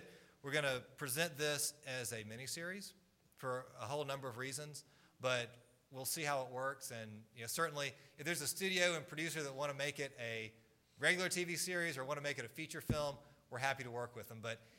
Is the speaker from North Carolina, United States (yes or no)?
no; Atlanta, Georgia, United States; it must be the northerner in me, because I'm from Atlanta, Georgia, born and raised.